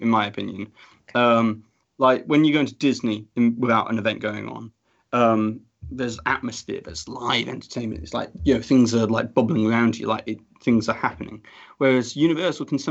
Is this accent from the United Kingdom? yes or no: yes; United Kingdom; I'm a British person